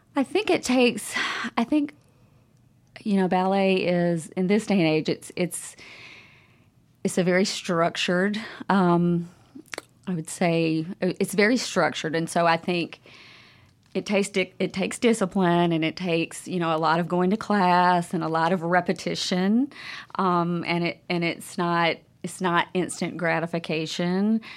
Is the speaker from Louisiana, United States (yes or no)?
yes; Monroe, Louisiana, United States; moved away as an adult; now in Jackson, United States; I'm originally from Monroe, Louisiana